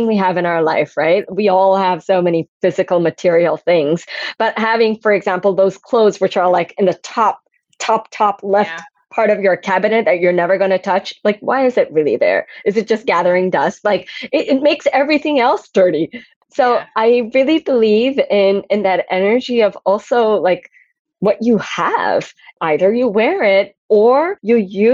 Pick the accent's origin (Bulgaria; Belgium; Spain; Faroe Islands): Belgium; Antwerp, Flanders; I grew up in Belgium, Antwerp, center of the diamond world.